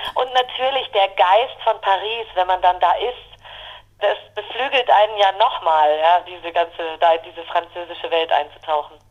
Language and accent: German; Germany; ich als Deutsche